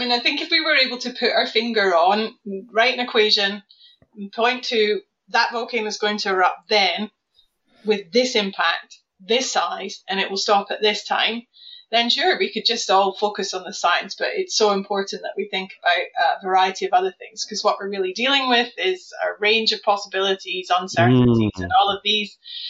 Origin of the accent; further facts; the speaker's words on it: Scotland, United Kingdom; now in Norwich, United Kingdom; So obviously, I strongly identify as Scottish. So that's despite the fact I've been living in Norwich since 1999.